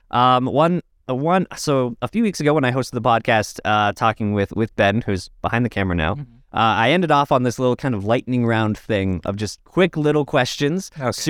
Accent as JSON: {"language": "English", "country": "Saudi Arabia", "tie": "born or raised there", "moved": "yes", "lives_now": "London, Canada", "said": "I grew up in Saudi Arabia, so I've been eating it my whole life."}